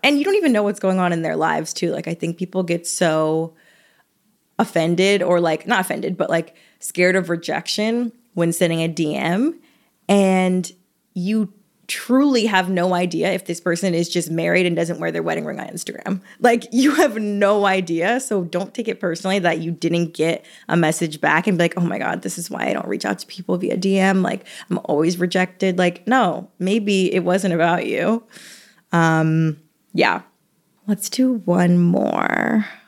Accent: the South, United States; I'm from the South

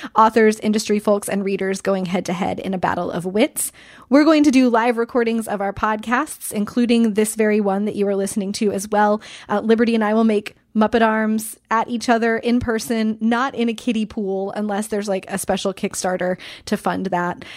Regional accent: Kansas, United States; I grew up in Kansas. I lived there from when I was eight to, um, until I left for college when I was eighteen

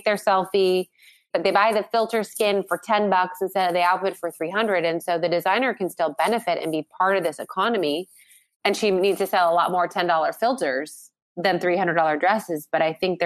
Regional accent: San Diego, California, United States; I grew up in San Diego

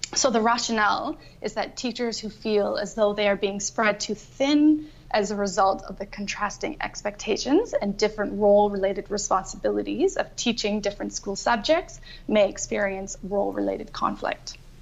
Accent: Canada; moved away as an adult; also born or lived in Ireland; now in Australia; I'm originally from Canada, and I just keep moving further and further away

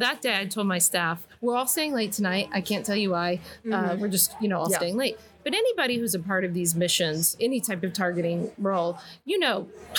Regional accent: Southern US, United States; because I grew up in the South, I remember my grandfather telling me about how there used to be different water fountains in the South, one for white and one for colored.

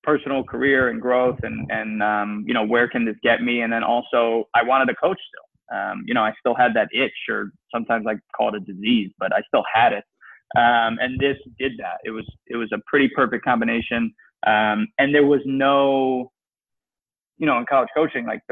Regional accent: Connecticut, United States; now in New York, United States; I grew up in Connecticut

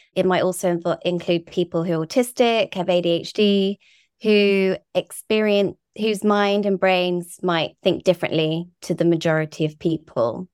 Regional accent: Guernsey; moved away; also born or lived in Brighton; we're from Guernsey and the Channel Islands, a really beautiful island

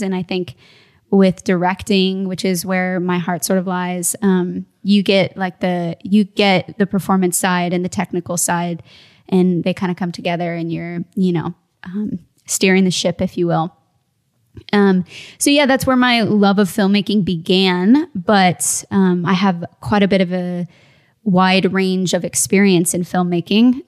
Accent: Midwest, United States; now in Phoenix, United States; I'm originally from the Midwest

